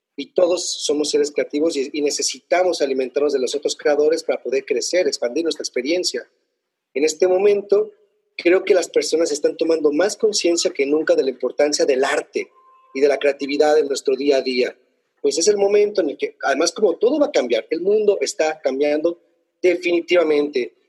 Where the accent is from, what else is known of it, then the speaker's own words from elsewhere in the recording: Mexico; now in Spain; nosotros como mexicanos